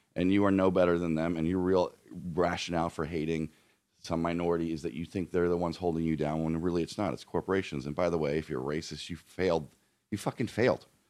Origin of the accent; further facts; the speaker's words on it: outside of Philadelphia, Pennsylvania, United States; moved away as an adult; also born or lived in Colorado; now in Los Angeles, United States; grown up outside of Philadelphia and then living in Colorado